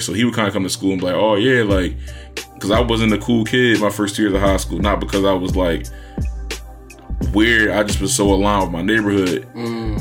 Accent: Philadelphia, Pennsylvania, United States; I was from Uptown

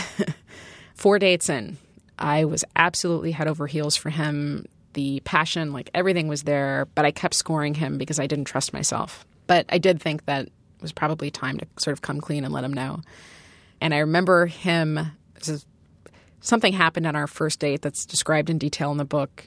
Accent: Chicago, Illinois, United States; I'm from originally from Chicago

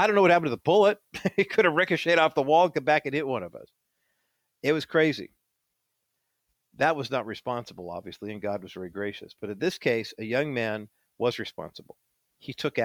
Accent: East Whittier, California, United States; also born or lived in Orange County, California; I grew up in East Whittier, and then we moved to Orange County

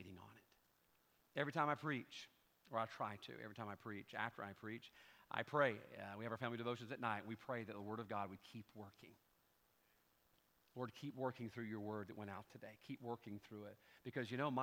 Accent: Pascagoula, Mississippi, United States; I was a teenager from Pascagoula, Mississippi.

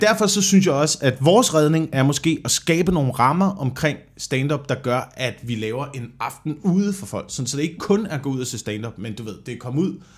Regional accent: Vemmelev, Zealand, Denmark; Jeg voksede op sådan mellem Slagelse og Korsør

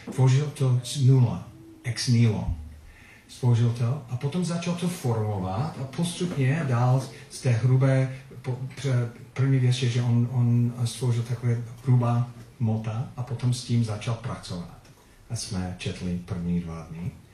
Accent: Philippines; Czech is a second language; also born or lived in United States; now in Czech Republic; odkud pocházím, kde jsem se narodil, to bylo na Filipínách. A občanství, USA stále.

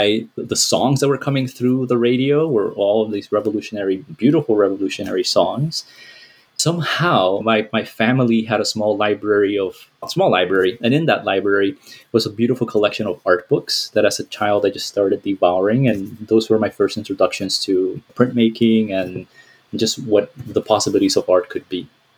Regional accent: Miami, Florida, United States; I came to this country when I was 9 years old, undocumented, to the Tijuana border. And I grew up in Miami, where I went to school

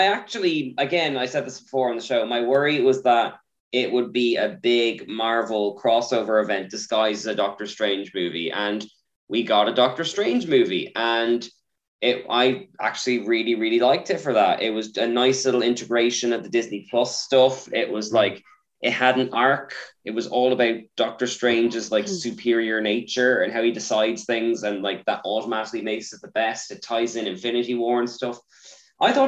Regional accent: Ireland; as an Irish person

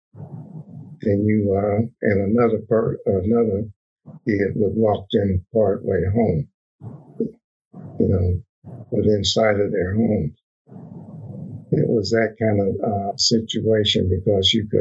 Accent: northern Mississippi, United States; moved away; also born or lived in San Francisco; I was born in Mississippi, northern Mississippi, in 1935

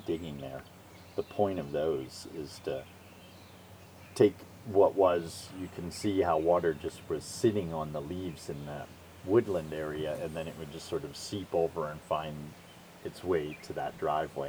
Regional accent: Northeast, United States; moved away as an adult; also born or lived in Pocahontas County, West Virginia; as a kid growing up in the Northeast

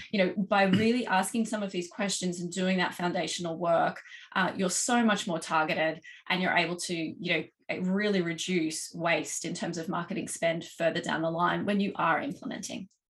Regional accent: Australia; accent: Australian; as you can probably tell from my accent, um, based in Australia, uh, we've got operations in uh, here in Oz

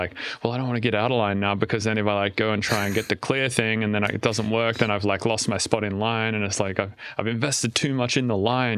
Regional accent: Australia; now in United States; so I can't get TSA pre or global entry or whatever, because I'm Australian.

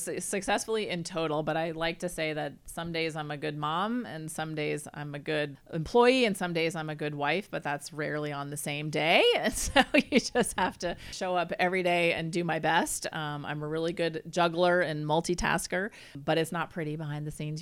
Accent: Vermont, United States; moved away as an adult; now in California, United States; I grew up in Vermont.

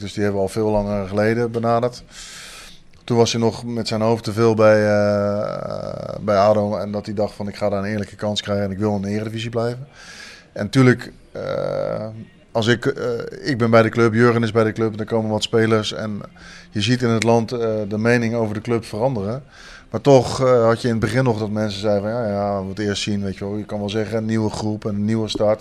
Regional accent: Leiden, South Holland, Netherlands; moved away as an adult; also born or lived in Breda; now in Maastricht, Netherlands; ik heb tot mijn twintigste in Leiden gewoond, waar ik ben opgegroeid

